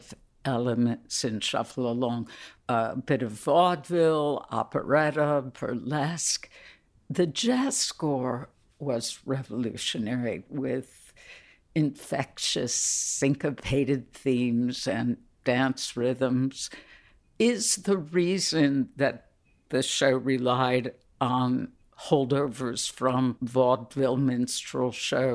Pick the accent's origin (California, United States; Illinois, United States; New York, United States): Illinois, United States; Chicago; born and raised in Chicago